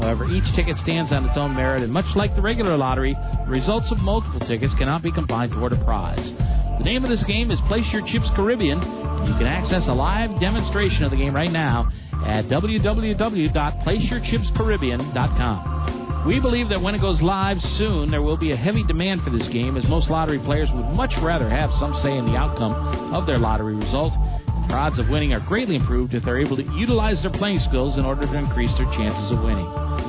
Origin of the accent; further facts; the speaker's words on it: Michigan, United States; moved away; also born or lived in Miami; we're both from Michigan, we come to find out. went to school there. You went to school there. You weren't born there, but I was actually born there and went to school down here in Miami.